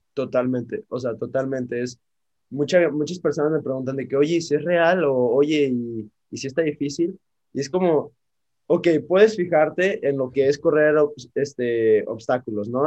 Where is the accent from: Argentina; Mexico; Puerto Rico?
Mexico; cómo somos todos como mexicanos